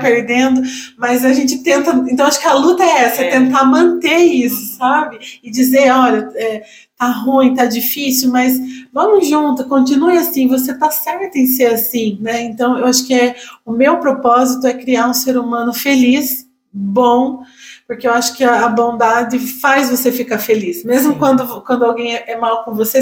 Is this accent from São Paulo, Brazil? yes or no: yes; Itaí, São Paulo, Brazil; moved away as an adult; now in Itapeva, Brazil; eu sou de Itaí